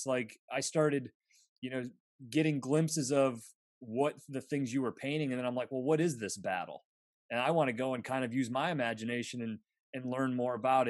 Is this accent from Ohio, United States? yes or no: no; Bradford, Pennsylvania, United States; I'm from Bradford, Pennsylvania, which is really close to the Seneca Nation of Indians, so a reservation.